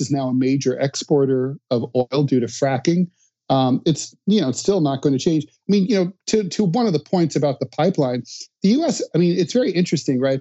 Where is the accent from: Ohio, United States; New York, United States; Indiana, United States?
Ohio, United States; Dayton; my hometown of dayton ohio